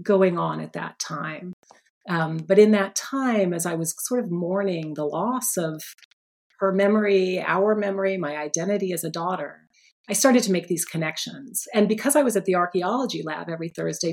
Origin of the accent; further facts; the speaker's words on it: Phoenix, Arizona, United States; now in Philadelphia, United States; Phoenix, my hometown.